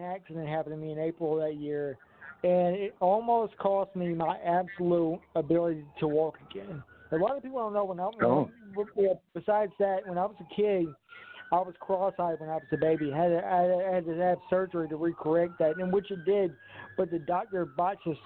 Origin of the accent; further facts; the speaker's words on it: the South, United States; I was raised in the South. I was raised in the Bible Belt and everything.